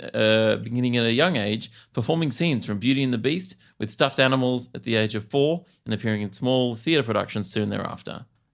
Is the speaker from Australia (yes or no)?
yes; Victoria, Australia; we're from Victoria.